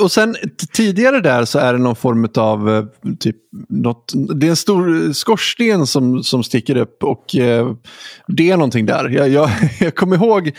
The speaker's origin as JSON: {"language": "Swedish", "town": "Huddinge", "region": "Stockholm County", "country": "Sweden", "tie": "born or raised there", "moved": "yes", "lives_now": "Gothenburg, Sweden", "said": "du bor i Huddinge där jag är född"}